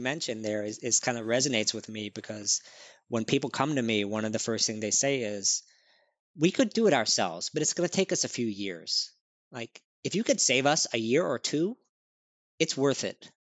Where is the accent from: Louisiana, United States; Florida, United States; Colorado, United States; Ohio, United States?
Louisiana, United States; New Orleans; now in New York, United States; I grew up in New Orleans, Louisiana.